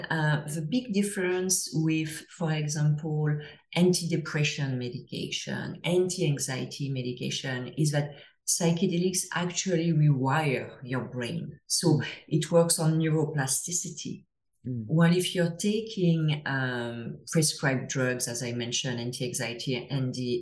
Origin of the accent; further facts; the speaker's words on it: France; English is a second language; now in Toronto, Canada; you can hear to my accent, I'm from France originally, but I live in Toronto